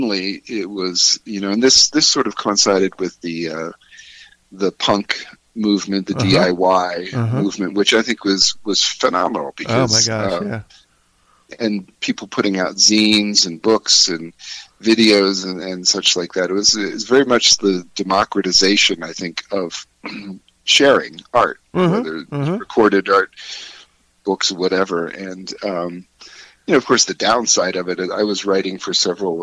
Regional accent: central Pennsylvania, United States; also born or lived in Philadelphia / New York City; now in Colorado, United States; I grew up in Pennsylvania, central Pennsylvania, as a child, and then lived in Philadelphia for many years, and then New York City before coming out here to Colorado

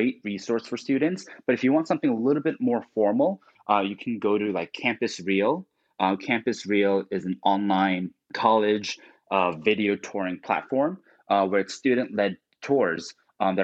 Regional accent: New Jersey, United States; I grew up in Jersey

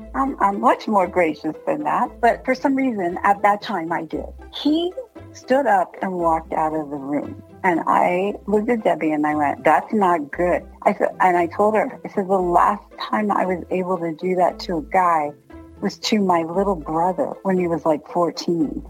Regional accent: Washington, District of Columbia, United States; moved away; I'm from Washington, D.C., and my dad's from New York. I have an East Coast kind of attitude.

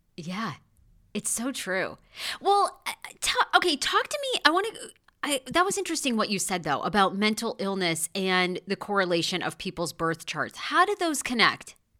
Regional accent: Waterville, Maine, United States; the place I was born in Waterville, Maine

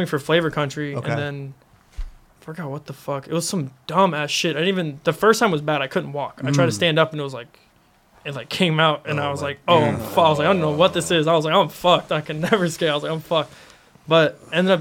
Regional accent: Florida, United States; moved away; I'm from Florida

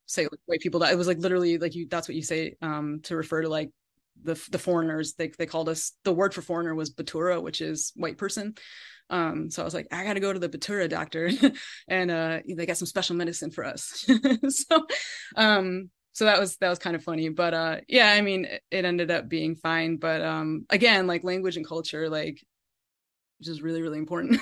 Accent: Connecticut, United States; my upbringing in Connecticut and growing up in New England

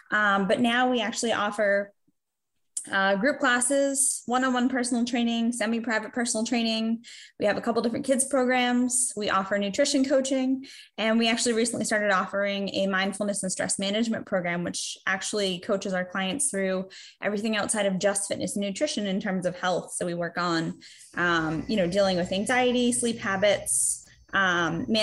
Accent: Massachusetts, United States; moved away as an adult; also born or lived in New Hampshire; I'm from Massachusetts, but I moved up to New Hampshire a few years ago to go back to school

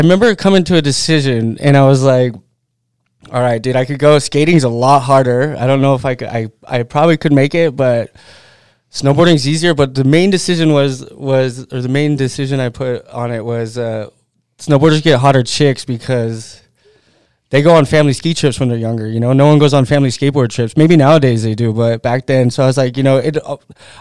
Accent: Whittier, California, United States; moved away; also born or lived in Pacific Palisades, California / La Habra, California / Utah; I grew up in Whittier, and then that's where I started skating.

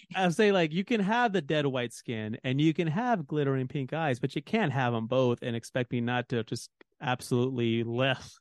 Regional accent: Texas, United States; As a Texan

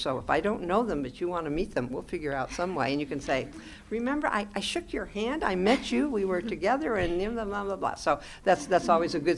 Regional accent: Pacific Northwest, United States; now in Midwest, United States; I'm from the Pacific Northwest

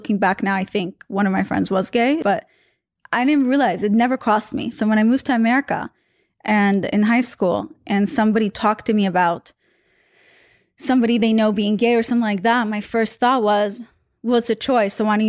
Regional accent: Russia; English is a second language; I mean, a good example is I'm from Russia.

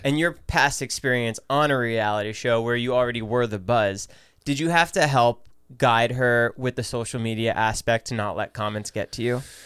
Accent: United States; growing up in America

